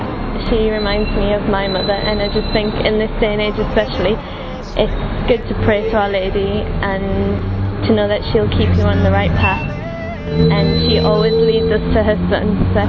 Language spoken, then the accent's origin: English; England, United Kingdom; I'm 24 and I'm from England.